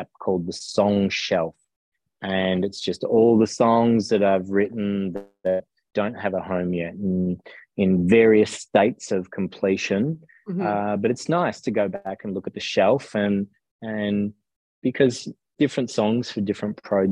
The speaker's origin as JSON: {"language": "English", "town": "Melbourne", "region": "Victoria", "country": "Australia", "tie": "born or raised there", "also_born_or_lived": "South Gippsland", "said": "so I grew up in Melbourne and then moved to South Gippsland in about year 8 and a half, I think it was, of high school"}